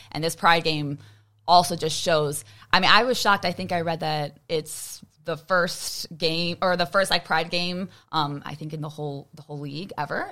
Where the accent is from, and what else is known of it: Chicago, Illinois, United States; born or raised there